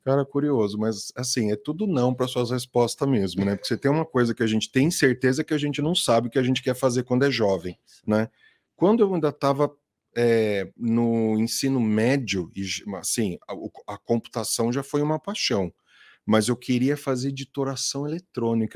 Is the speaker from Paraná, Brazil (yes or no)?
no; Itatiba, São Paulo, Brazil; eu sou de Itatiba, né, capital do uhum. móvel colonial até hoje, aqui em São Paulo. É, cresci lá, saí de lá